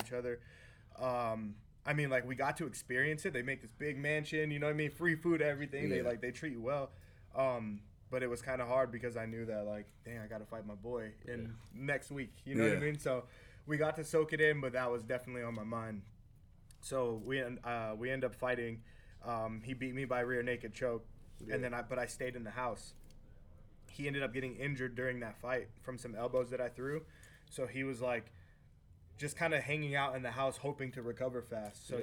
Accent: Las Vegas, Nevada, United States; in a house in my hometown

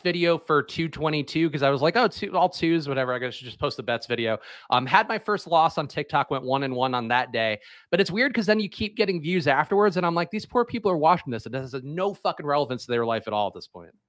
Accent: Philadelphia, Pennsylvania, United States; my hometown, Philadelphia

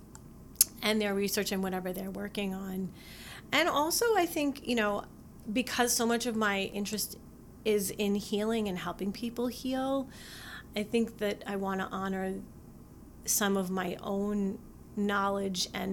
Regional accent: East Coast, United States; also born or lived in Utah; now in Michigan, United States; I grew up on the East Coast

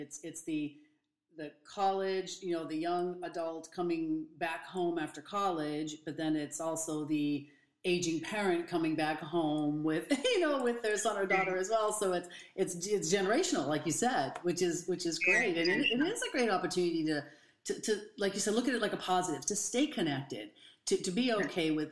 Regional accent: Boston, Massachusetts, United States; now in California, United States; I'm from the East Coast, Boston area, and now I'm in California

